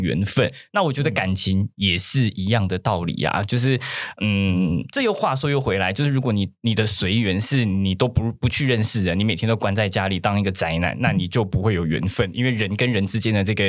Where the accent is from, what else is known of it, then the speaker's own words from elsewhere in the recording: Taiwan; 我们就是台湾的宗教比较多目的性